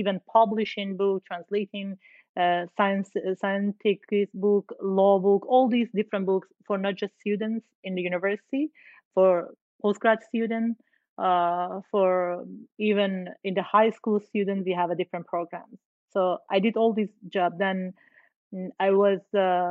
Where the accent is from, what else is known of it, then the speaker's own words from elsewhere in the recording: Iranian Kurdistan, Iran; English is a second language; moved away as an adult; now in United States; I born and raised in Iranian Kurdistan